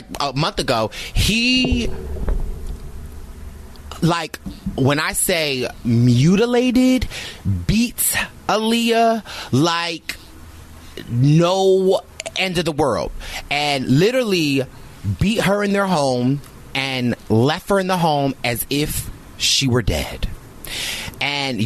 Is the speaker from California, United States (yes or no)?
no; Philadelphia, Pennsylvania, United States; I'm from Philadelphia